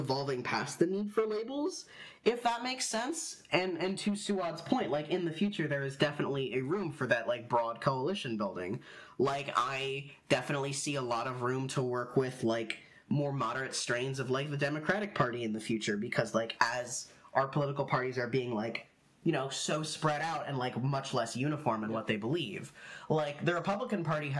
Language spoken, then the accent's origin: English; Pennsylvania, United States; moved away; I'm from Pennsylvania originally